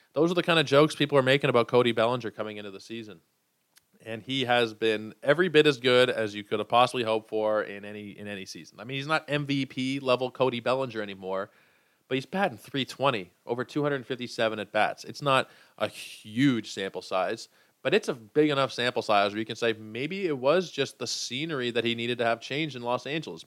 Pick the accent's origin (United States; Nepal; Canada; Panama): Canada; I am a Canadian.